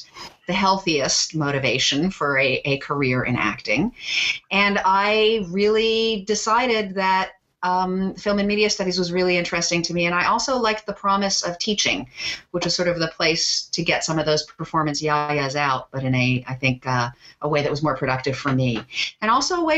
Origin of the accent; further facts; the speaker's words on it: Toronto, Ontario, Canada; also born or lived in Montreal; I grew up in Toronto